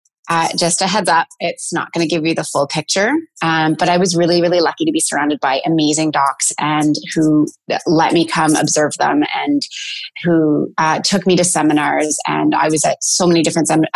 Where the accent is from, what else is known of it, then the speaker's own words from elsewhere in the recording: Penetanguishene, Ontario, Canada; moved away as an adult; now in Stratford, Canada; I was commuting from Penetang where I grew up.